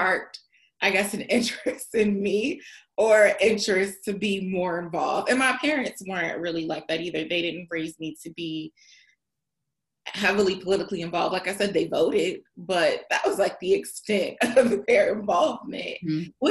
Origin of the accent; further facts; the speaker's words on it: Prince George's County, Maryland, United States; now in Chicago, United States; I'm from Prince George's County